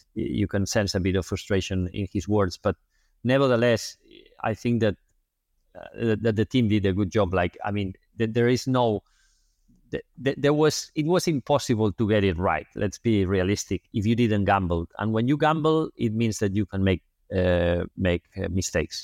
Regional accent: Barcelona, Catalonia, Spain; I'm from Barcelona

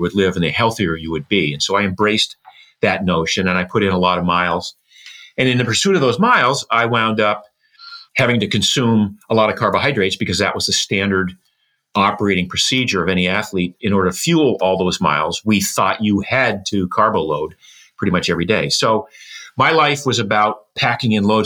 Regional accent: Boothbay Harbor, Maine, United States; I was born in Booth Bay Harbor, Maine. It's a fishing village, a small fishing village.

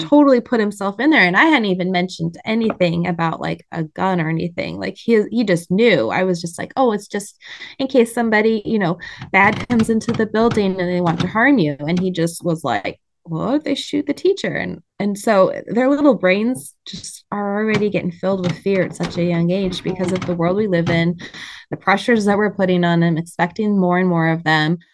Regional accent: Montana, United States; now in Michigan, United States; I was raised in Montana

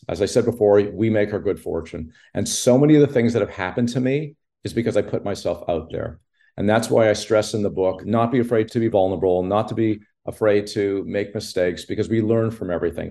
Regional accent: Montreal, Quebec, Canada; I grew up in Montreal

